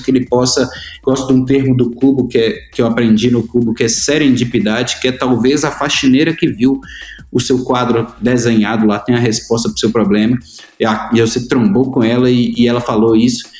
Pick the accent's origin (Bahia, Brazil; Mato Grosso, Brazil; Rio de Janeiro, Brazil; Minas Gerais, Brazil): Minas Gerais, Brazil; Itabira; Eu sou de Itabira, uma cidade que hoje a Vale faz 80 anos